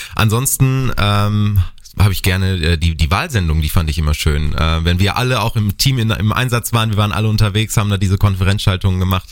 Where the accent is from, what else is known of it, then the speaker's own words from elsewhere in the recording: North Rhine-Westphalia, Germany; moved away as an adult; now in Bad Kreuznach, Germany; bei uns in Ostwestfalen